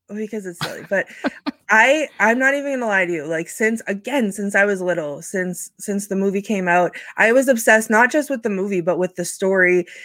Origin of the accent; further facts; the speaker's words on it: New England, United States; I am from New England